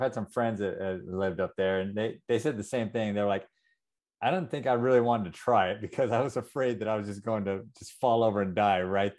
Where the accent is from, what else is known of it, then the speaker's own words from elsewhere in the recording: South Texas, United States; I grew up in South Texas where it's always hot and it's always muggy.